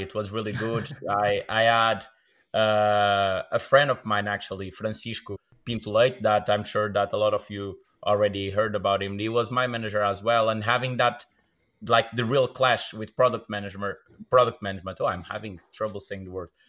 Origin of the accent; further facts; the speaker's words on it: Braga, Norte, Portugal; I'm from Braga, born and raised.